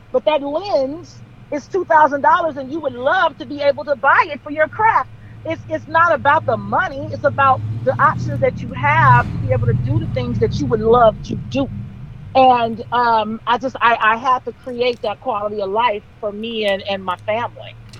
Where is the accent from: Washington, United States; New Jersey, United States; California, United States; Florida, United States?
California, United States; Compton; I grew up in Compton